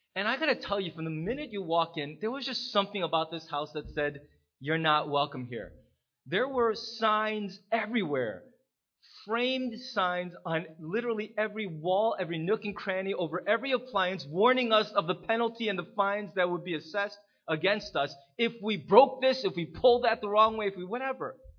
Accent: United States; as an American

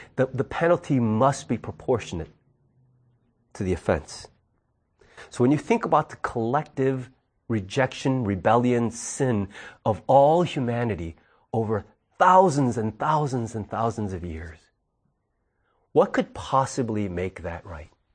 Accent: United States; we, though as American citizens, live here

